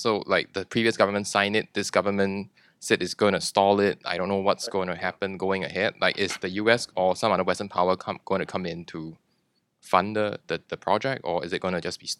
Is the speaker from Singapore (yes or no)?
yes; Singapore; I'm Singaporean, not Chinese.